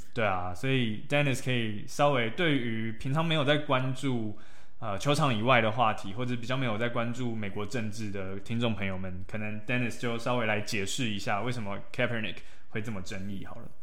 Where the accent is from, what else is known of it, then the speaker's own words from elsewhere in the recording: Taiwan; moved away; 我们台湾人到了美国，我们同样也是少数族裔